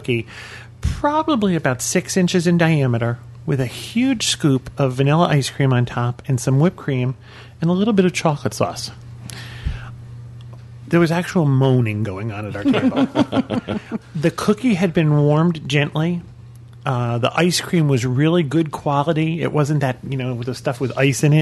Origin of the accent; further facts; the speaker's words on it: New England, United States; We're from New England